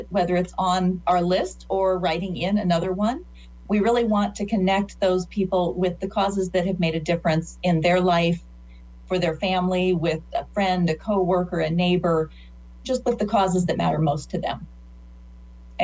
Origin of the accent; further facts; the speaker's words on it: Northeast Nebraska, United States; So I grew up in Northeast Nebraska